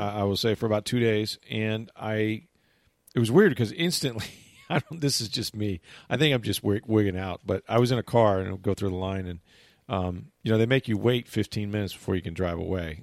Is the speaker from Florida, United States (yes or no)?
yes; St. Petersburg, Florida, United States; moved away as an adult; also born or lived in Arkansas; I was a kid out of Florida, right? And we had about two or three of us, um, actually from Saint Petersburg